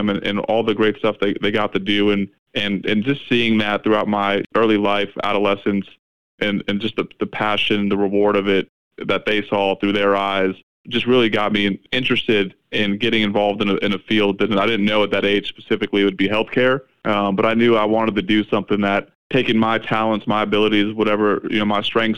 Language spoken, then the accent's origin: English; South Florida, United States; I grew up in South Florida